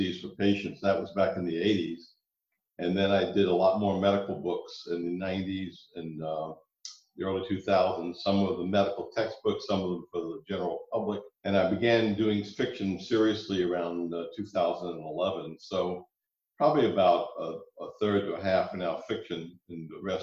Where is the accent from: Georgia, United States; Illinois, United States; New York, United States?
Georgia, United States; Savannah; moved away; when I grew up in Savannah